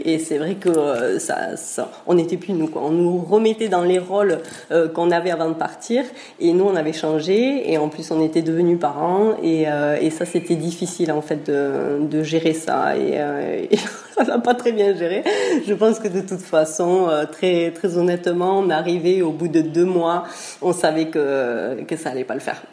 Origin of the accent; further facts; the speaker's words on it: Pyrenees, France; moved away as an adult; also born or lived in Basque coast; on est des Pyrénées à la base